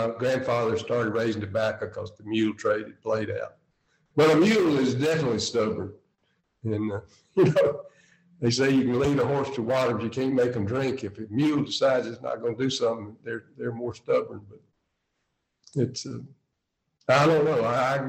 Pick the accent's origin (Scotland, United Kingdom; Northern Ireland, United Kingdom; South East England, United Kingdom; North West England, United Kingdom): Scotland, United Kingdom; We're actually from Scotland, but we were at the Greenville Country Club in South Carolina